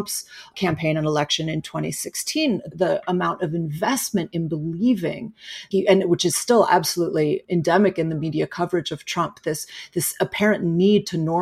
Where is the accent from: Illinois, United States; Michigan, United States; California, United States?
Illinois, United States; Chicago; I come from Chicago